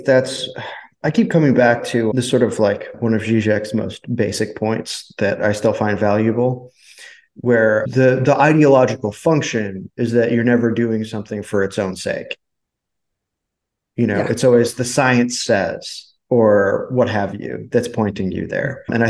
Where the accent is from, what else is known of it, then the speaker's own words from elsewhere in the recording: United States; I am American.